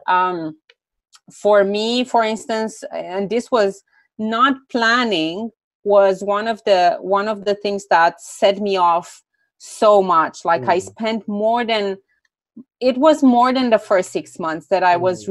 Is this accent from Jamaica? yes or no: no; Romania; also born or lived in Greece; I'm originally from Romania. Now I mm. live partly, uh, partially in Romania, partially in Greece.